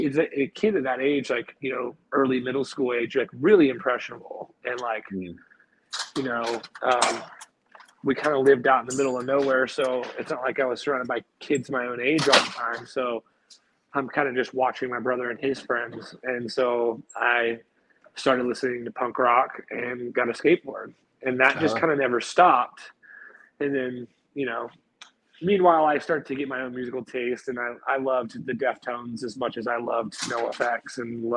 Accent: Greensboro, North Carolina, United States; moved away as an adult; also born or lived in Chapel Hill, North Carolina / Charlotte, North Carolina / Florida; I was born in Chapel Hill, and I grew up in a city called Greensboro, North Carolina.

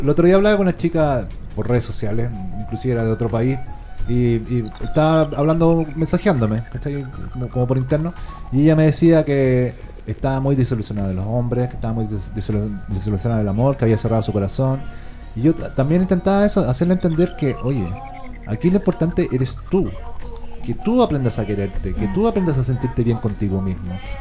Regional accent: Chile; somos chilenos

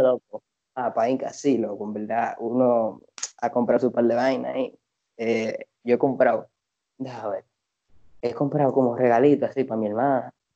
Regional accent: Santo Domingo, Distrito Nacional, Dominican Republic; como uno vive allá de toda su vida

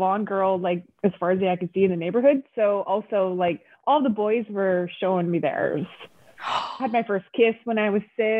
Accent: Canada; in Canada.

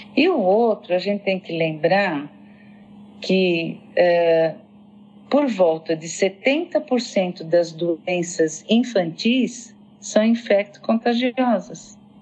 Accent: São Paulo, Brazil; eu sou paulistana, né? nasci em São Paulo

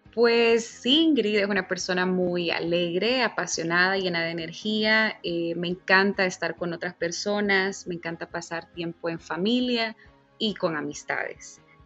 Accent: Honduras; moved away; yo grito a todos los vientos que soy de Honduras

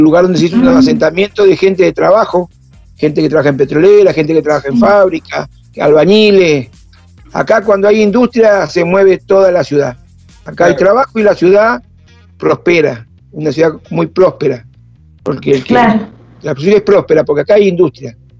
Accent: Paraná, Entre Ríos, Argentina; now in Río Grande, Argentina; yo soy de Paraná Entre Ríos

